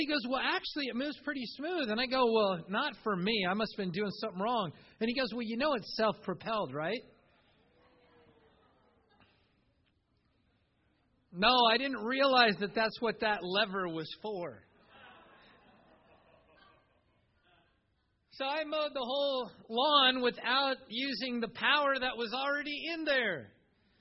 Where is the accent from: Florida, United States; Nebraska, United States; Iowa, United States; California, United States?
Iowa, United States; as a kid growing up in Iowa mowing yards